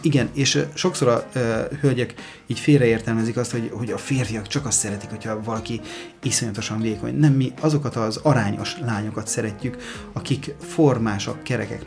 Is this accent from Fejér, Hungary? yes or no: yes; Mór, Fejér, Hungary; mi Moron svábok vagyunk